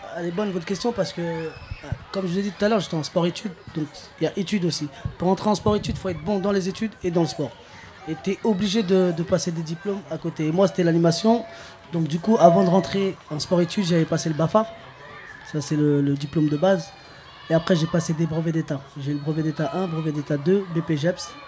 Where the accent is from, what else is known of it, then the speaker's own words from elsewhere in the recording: Clichy-sous-Bois, Île-de-France, France; j'ai grandi à Clichy-sous-Bois, je suis toujours à Clichy-sous-Bois